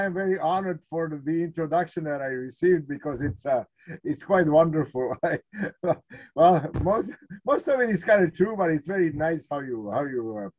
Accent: Czechia; born there; As you said, I was born in Czechoslovakia, and I think it could be said that I was born at the wrong time

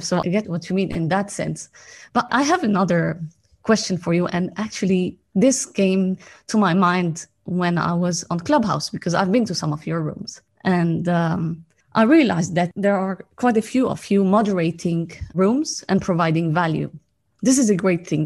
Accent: Lebanon; also born or lived in Cyprus; I was born in Lebanon actually and during the war. And I lived my early childhood during the war. Then we escaped to Cyprus and then came back

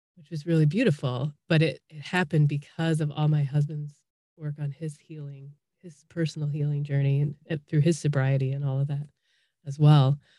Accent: Chicago, Illinois, United States; moved away as an adult; now in Columbus, Indiana, United States; I'm originally from Chicago

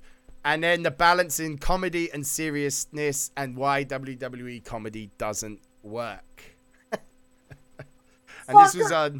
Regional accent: United Kingdom; we're both British

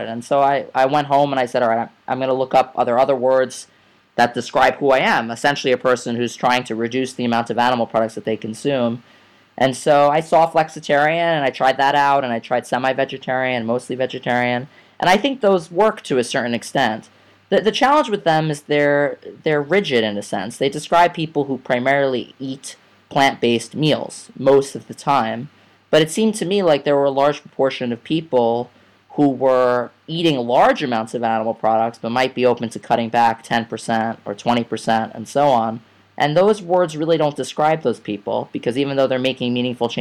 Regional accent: New York City, New York, United States; I grew up in Staten Island, New York, which is not the most progressive of places

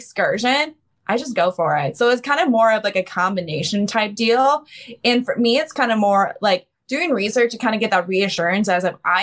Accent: Ohio, United States; I'm from Midwest in Ohio in the US

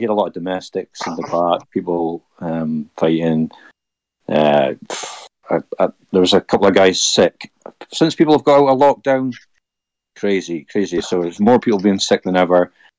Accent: Aberdeen, Scotland, United Kingdom; I am from Aberdeen, so you're still wanted here.

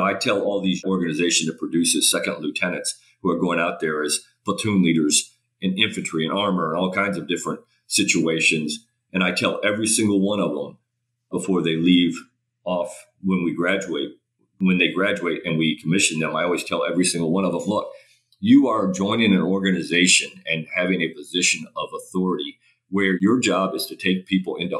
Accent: United States; I'm an American. I'm not Australian

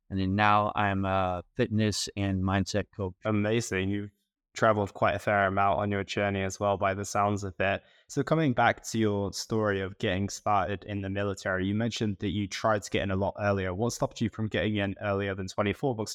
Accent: Oklahoma, United States; also born or lived in Texas; I, uh, I grew up in Oklahoma. We moved from Texas to Oklahoma every

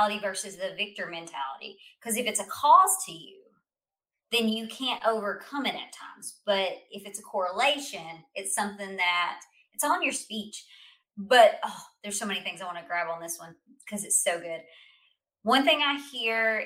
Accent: United States; as an American

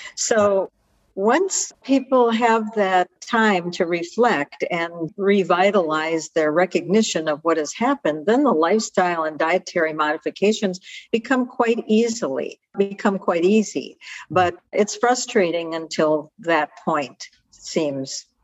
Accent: Chicago, Illinois, United States; also born or lived in Naples, Italy (family origin); I'm hailing from Chicago.

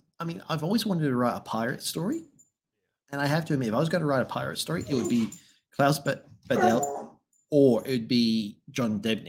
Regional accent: Australia; I'm an Australian.

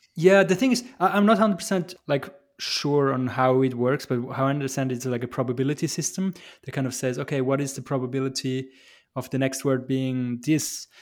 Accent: Switzerland; we at the Swiss, we always have a little bit of trouble to kind of brag about our achievements

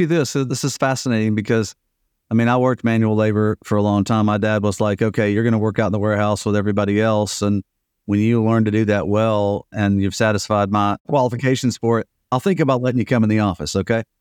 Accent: the South, United States; I grew up in the South

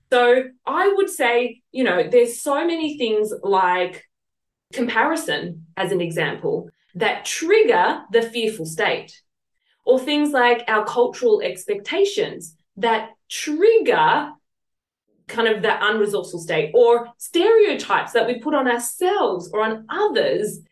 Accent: Sydney, New South Wales, Australia; accent: southwest Sydney; moved away as an adult; now in Sunshine Coast, Australia; come from southeast Sydney or southwest Sydney

